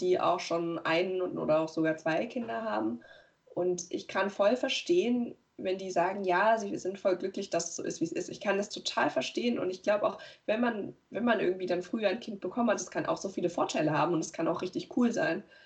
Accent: Weimar, Thuringia, Germany; moved away; die da noch wohnen in der Stadt, aus der ich komme, aus Weimar

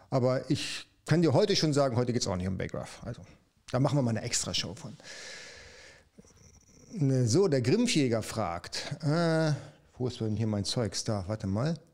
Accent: North Germany, Germany; Ich komme aus dem Norden. Jawohl, da komme ich eigentlich auch her. Man hört es auch an meinem Dialekt, der eigentlich nicht äh, erkennbar ist.

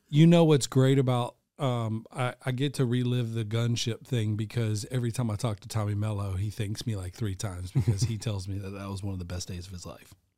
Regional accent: the South, United States; I'm born and raised in the South

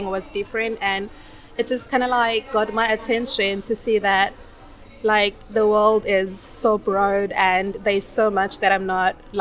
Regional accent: South Africa; moved away as an adult; also born or lived in China; now in Qatar; I am from South Africa

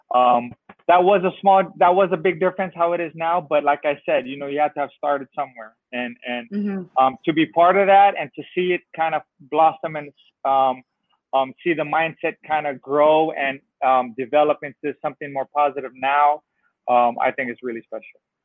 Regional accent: San Francisco, California, United States; I grew up in San Francisco, California.

